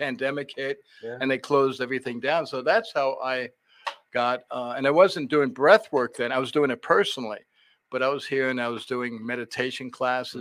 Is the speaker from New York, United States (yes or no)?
yes; New York City, New York, United States; moved away as an adult; also born or lived in San Diego / Leesburg / West Virginia; now in Richmond, United States; I grew up in New York City, went to this great high school called Stuyvesant